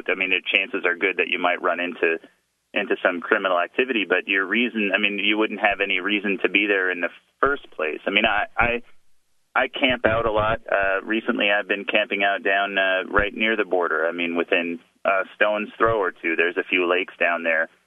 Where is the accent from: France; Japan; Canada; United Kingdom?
Japan; born there; I was not born in the United States. I was born in Japan. I was born an American citizen